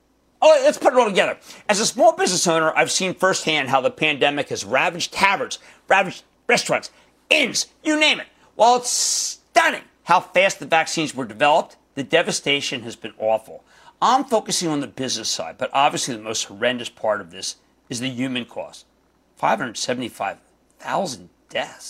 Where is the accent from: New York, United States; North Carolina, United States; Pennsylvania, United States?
Pennsylvania, United States; Philadelphia; I'm from Philly